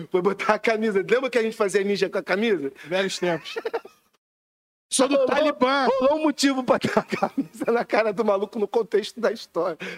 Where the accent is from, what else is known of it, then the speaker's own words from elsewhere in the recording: Rio de Janeiro, Brazil; also born or lived in Recreio dos Bandeirantes / Madureira / Campinho; Eu sou criança da freguesia do recreio, sempre fiquei nos dois assim. Mas sou mais freguesia, sem, sem dúvida. Mas é a mesma coisa, o recreio só tem praia, mas é a mesma, a mesma cultura